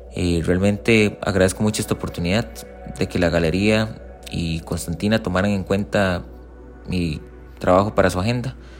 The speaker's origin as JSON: {"language": "Spanish", "country": "Costa Rica", "said": "soy artista visual costarricense"}